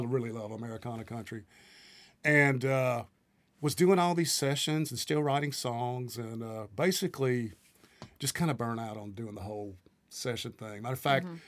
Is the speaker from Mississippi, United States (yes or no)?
yes; Greenville, Mississippi, United States; moved away as an adult; now in Nashville, United States; I'm from uh, the Mississippi Delta. My hometown is uh, considered to be the birthplace of the blues, Greenville, Mississippi